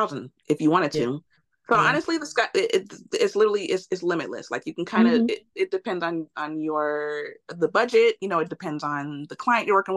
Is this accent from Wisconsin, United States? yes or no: no; Chicago, Illinois, United States; moved away as an adult; now in Los Angeles, United States; I was born and raised in Chicago, lived in Chicago my whole life